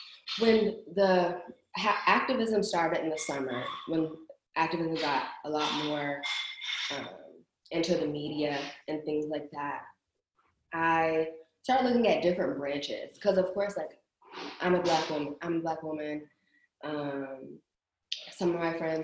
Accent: Waldorf, Maryland, United States; I'm from Waldorf

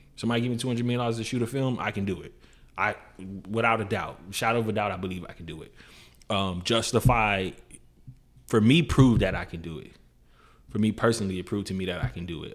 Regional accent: Miami, Florida, United States; growing up in Miami, you deal with like I mean, you deal with all type of stuff.

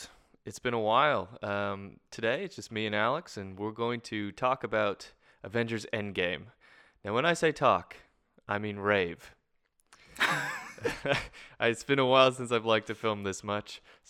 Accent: Canada; now in Australia; someone told me the other day that my R's aren't as hard as they normally should be as a Canadian, because I've been in Australia now for 4 years.

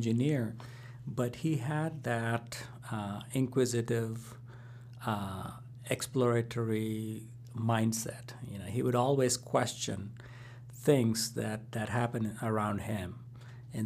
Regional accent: India; moved away; growing up in India

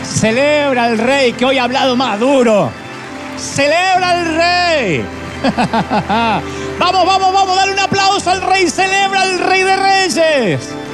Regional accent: Argentina; moved away; also born or lived in Buenos Aires; Yo soy argentino

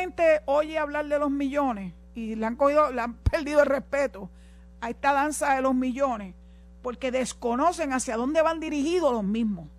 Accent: Puerto Rico; los puertorriqueños

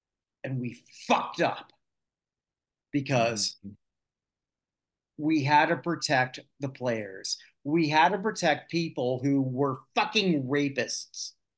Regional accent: Canada; also born or lived in Barbados; This is an embarrassment for me personally, as a Canadian. And I say this as someone who has lived in a lot of places. I got the pleasure of coming back to Canada after living in Barbados.

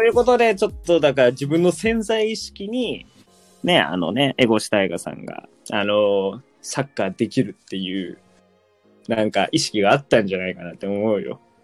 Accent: Nagasaki, Japan; 自分の地元の長崎で

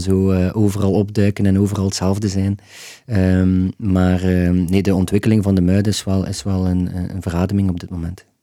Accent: Ghent, Flanders, Belgium; als Gentenaar

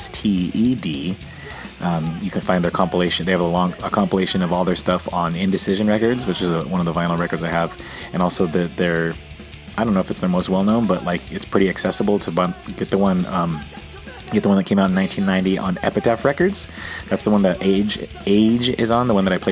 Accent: San Diego, California, United States; also born or lived in Missouri; San Diego, mostly San Diego.

